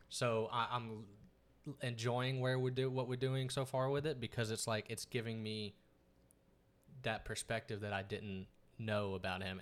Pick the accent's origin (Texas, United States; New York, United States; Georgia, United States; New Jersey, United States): Texas, United States; East; moved away as an adult; now in Dallas, United States; growing up in East Texas